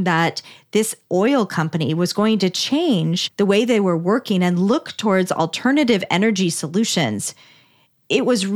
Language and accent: English; Palo Alto, California, United States; I'm from Palo Alto